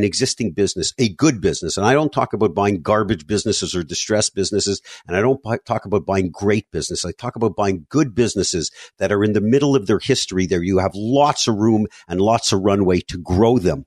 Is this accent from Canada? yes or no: yes; Montreal, Quebec, Canada; moved away as an adult; now in South Florida, United States; I grew up in Montreal, spent 35 years there before relocating to South Florida